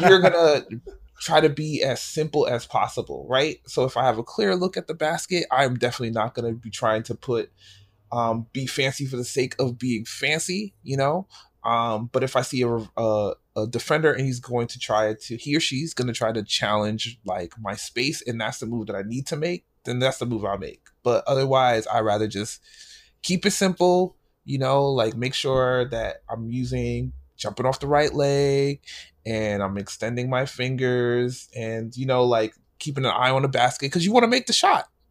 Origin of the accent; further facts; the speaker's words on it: New York City, New York, United States; moved away as an adult; also born or lived in Pennsylvania; I grew up in New York